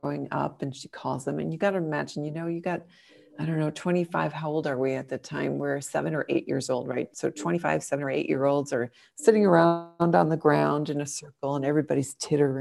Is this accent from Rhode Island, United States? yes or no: no; Minnesota, United States; moved away as an adult; now in Austria; I am a Minnesotan from the United States, in case somebody doesn't know where Minnesota is. And I've been living in Austria now for nearly 20 years